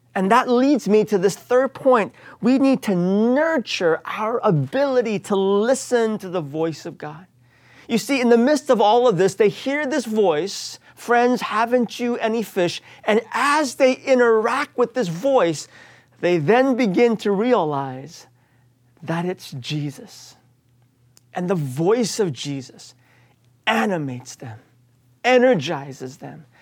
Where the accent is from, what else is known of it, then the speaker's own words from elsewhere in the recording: United States; I was raised here in the United States